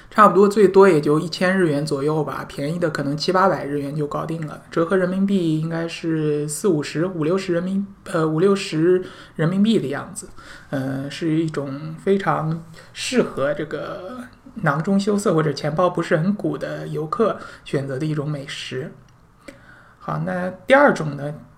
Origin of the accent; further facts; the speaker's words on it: China; 我们中国人